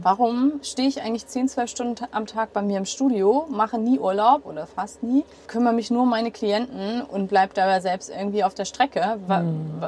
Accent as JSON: {"language": "German", "area": "near Hanover", "region": "Lower Saxony", "country": "Germany", "tie": "born or raised there", "moved": "yes", "said": "In der Nähe von Hannover."}